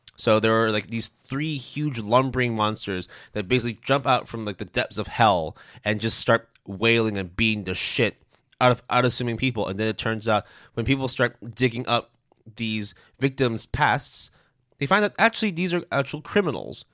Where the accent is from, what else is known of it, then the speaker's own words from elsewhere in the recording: Canada; me being Canadian